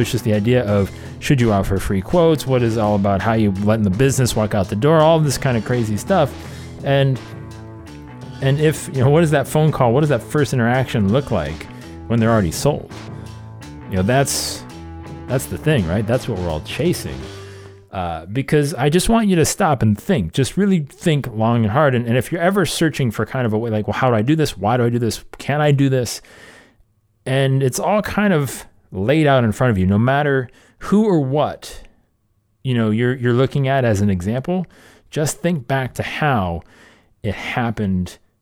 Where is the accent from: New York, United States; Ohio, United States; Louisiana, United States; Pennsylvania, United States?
Ohio, United States; Cleveland; Cleveland, my hometown